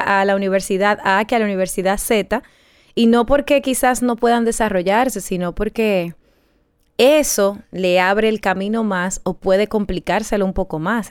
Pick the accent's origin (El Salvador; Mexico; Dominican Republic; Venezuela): Dominican Republic